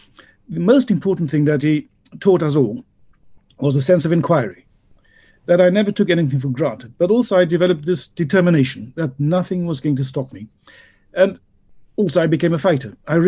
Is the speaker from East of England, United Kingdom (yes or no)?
yes; Tring, East of England, United Kingdom; Tring, my hometown, which is a small town in Hertfordshire of about 12,000 people. A very pleasant place to be.